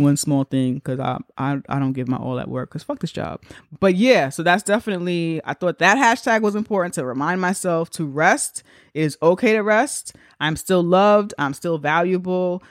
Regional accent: New York, United States; we're from New York

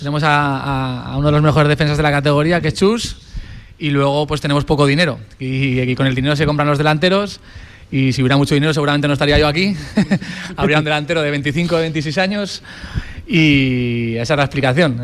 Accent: Grañén, Aragon, Spain; also born or lived in Torrero, Zaragoza; yo soy de Grañén, pero mi madre vivía en Torrero

